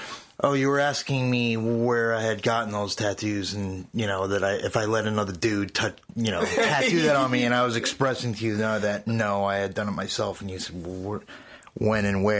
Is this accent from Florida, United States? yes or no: no; East Meadow, New York, United States; I'm originally from Long Island. I grew up there in a town called East Meadow.